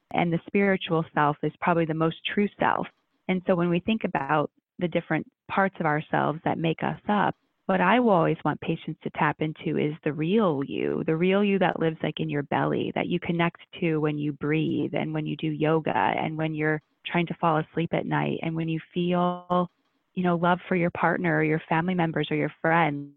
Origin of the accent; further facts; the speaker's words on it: Ohio, United States; growing up in Ohio and going to med school there